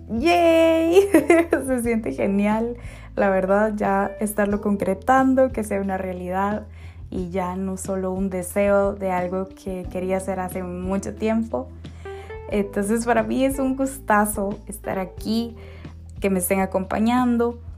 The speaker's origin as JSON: {"language": "Spanish", "country": "Costa Rica", "tie": "born there", "also_born_or_lived": "Guatemala", "said": "Yo soy mujer costarricense de nacimiento, costarricense"}